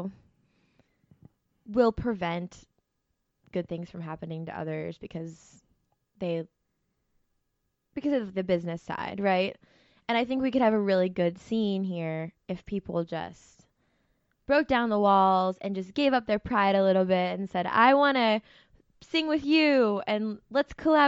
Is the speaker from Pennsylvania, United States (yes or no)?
yes; Zelienople, Pennsylvania, United States; moved away as an adult; now in Pittsburgh, United States; I grew up north of here in this small town called Zelianople, PA